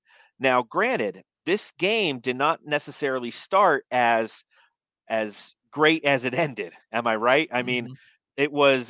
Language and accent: English; Phoenix, Arizona, United States; moved away; you guys know I'm from Phoenix.